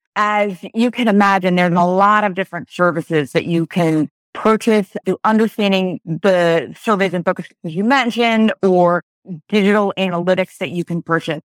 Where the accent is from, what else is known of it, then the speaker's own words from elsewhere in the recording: Pennsylvania, United States; I'm from Pennsylvania